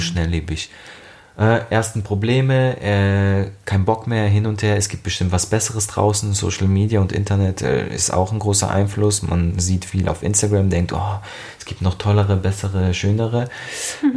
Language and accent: German; Germany; bei uns in Deutschland